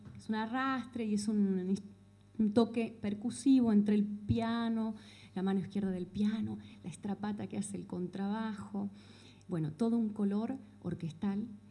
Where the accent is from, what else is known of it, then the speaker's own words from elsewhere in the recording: Chascomús, Buenos Aires Province, Argentina; Soy nacida en Chascomús